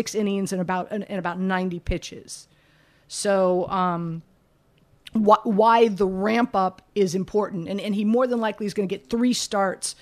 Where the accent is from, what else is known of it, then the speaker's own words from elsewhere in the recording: Miami, Florida, United States; I'm from Miami, grew up, you know, born and raised in Miami